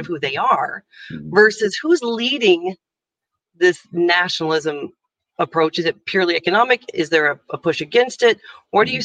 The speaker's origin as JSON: {"language": "English", "country": "United States", "moved": "as an adult", "lives_now": "Ireland", "said": "i'm american you can hear my accent"}